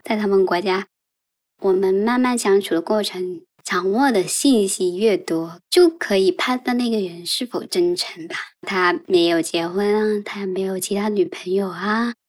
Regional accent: Guangdong, China; 我们作为广东人来说，我们没有任何的食物禁忌

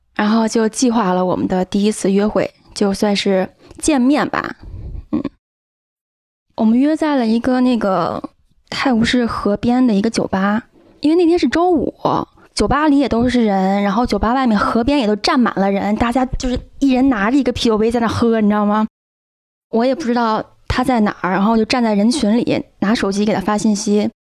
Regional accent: China; also born or lived in United Kingdom; now in Chengdu, China; 我是一个中国人

